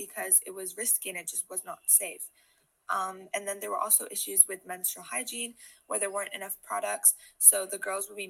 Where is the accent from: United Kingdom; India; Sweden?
India; growing up in India